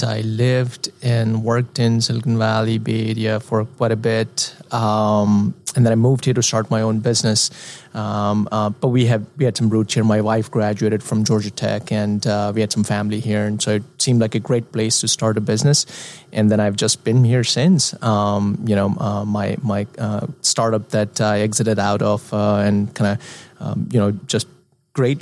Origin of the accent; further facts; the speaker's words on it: India; moved away; I am an expat from India